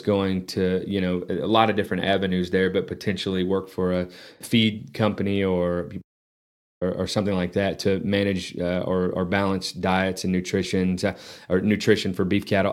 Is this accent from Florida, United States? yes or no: no; Lubbock, Texas, United States; also born or lived in San Antonio / Alabama; now in Amarillo, United States; I grew up in Lubbock.